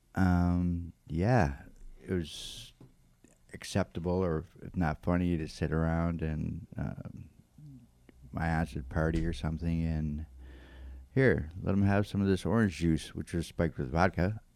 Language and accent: English; Florence, Massachusetts, United States; I'm from Florence. I was born and raised here in Florence, Massachusetts, and um, I pretty much lived here all of my life.